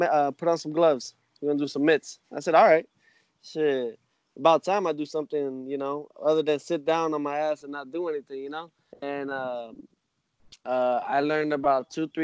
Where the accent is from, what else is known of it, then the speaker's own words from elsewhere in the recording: New York City, New York, United States; My father raised me like that in New York. You know, I was born in New York